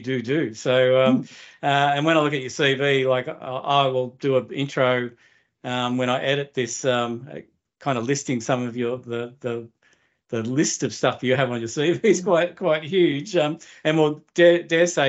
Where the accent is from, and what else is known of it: Australia; born or raised there